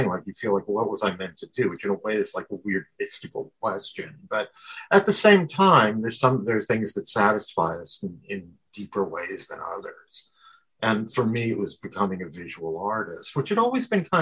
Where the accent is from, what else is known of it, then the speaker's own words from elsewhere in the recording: Exeter, Pennsylvania, United States; I was born in Wyoming Valley in Exeter in 1955. And, you know, went to a parochial school, then went to high school in the Wyoming area.